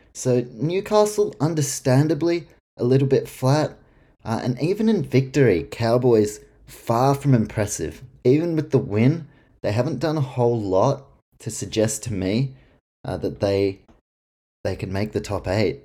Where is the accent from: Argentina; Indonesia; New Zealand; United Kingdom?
New Zealand; I'm from New Zealand